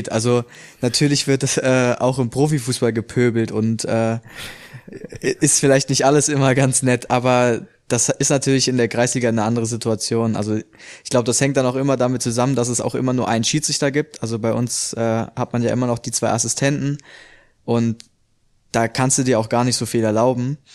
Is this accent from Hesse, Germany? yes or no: yes; Hesse, Germany; also ich komme ja ursprünglich aus der Nähe von Frankfurt.